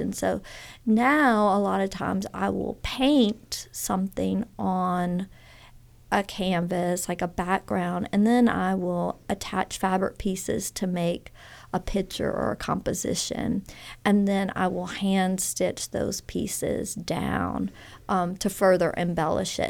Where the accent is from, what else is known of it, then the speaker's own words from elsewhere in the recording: Baton Rouge, Louisiana, United States; moved away as an adult; also born or lived in Texas; now in Oxford, United States; I really grew up in Louisiana in the Baton Rouge area, really spent most of my, all schooling there, most of it